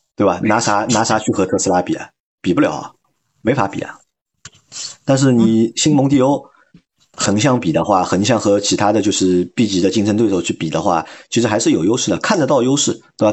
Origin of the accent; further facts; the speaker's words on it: China; 我们中国人